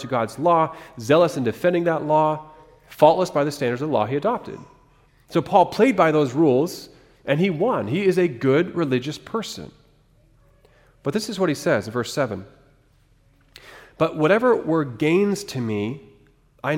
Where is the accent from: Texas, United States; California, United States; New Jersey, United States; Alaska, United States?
Alaska, United States; moved away; I grew up in Alaska, so my first fishing experience was a little bit different